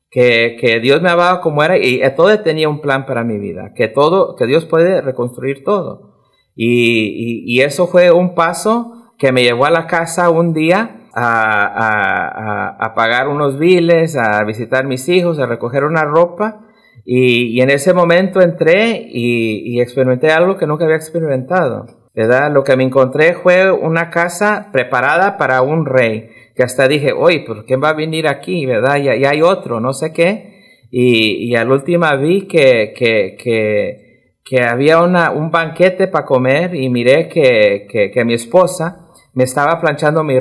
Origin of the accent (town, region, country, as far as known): Ecuador; born or raised there; now in Denver, United States